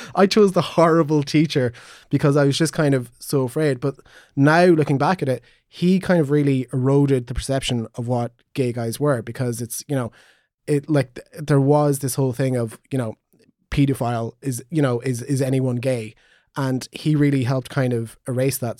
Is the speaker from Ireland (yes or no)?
yes; Magheraroarty, County Donegal, Ulster, Ireland; I come from Maharochi.